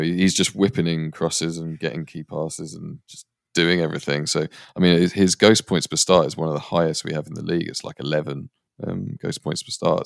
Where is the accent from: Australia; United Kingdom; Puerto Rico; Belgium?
United Kingdom; England; also born or lived in India / Canada; although I spent a lot of my early life in India and Canada, I'm, I'm growing up in England, so I'm, I'm English